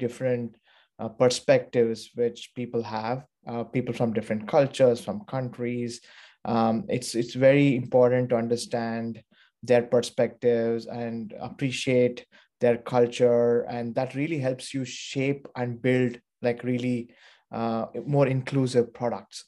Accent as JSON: {"language": "English", "town": "Bangalore", "region": "Karnataka", "country": "India", "tie": "born or raised there", "also_born_or_lived": "Pittsburgh / New York / London", "moved": "as an adult", "lives_now": "San Francisco, United States", "said": "I was born and brought up in India, um, in Bangalore"}